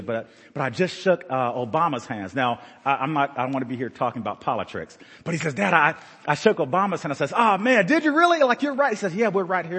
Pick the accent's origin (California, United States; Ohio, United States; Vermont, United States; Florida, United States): Ohio, United States; Madisonville; also born or lived in Liberty Hill; We grew up in Madisonville as kids